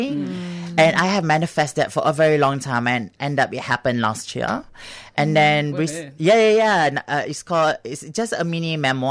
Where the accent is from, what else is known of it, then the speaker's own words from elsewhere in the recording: Singapore; now in Australia; I grew up in Singapore